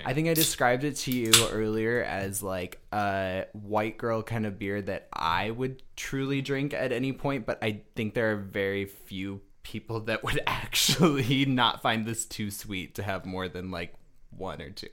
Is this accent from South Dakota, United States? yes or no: yes; Rapid City, South Dakota, United States; moved away; also born or lived in Denver, Colorado / Michigan; I am born and raised from Rapid City, South Dakota.